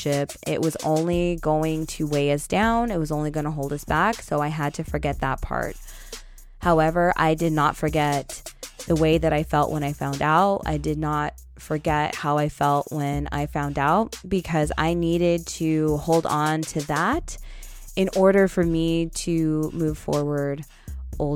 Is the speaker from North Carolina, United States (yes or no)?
no; Northern California, United States; I'm from Northern California